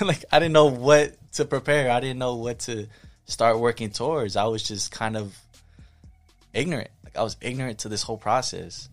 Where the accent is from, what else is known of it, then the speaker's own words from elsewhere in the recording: Pomona, California, United States; also born or lived in Michigan; I'm from Pomona